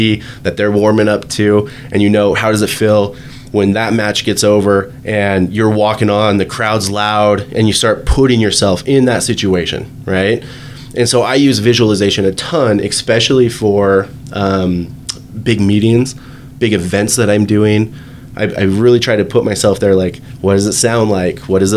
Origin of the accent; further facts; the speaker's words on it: Virginia, United States; I'm from Virginia, so I grew up in Virginia.